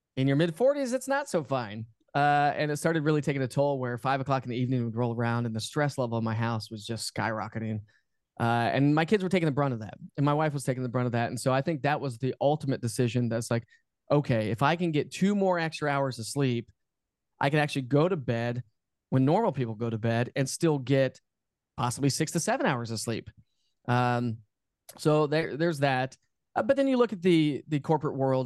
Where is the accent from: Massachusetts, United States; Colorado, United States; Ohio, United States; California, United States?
Colorado, United States; Denver; moved away as an adult; also born or lived in Knoxville, Tennessee; I'm born and raised in Denver, Colorado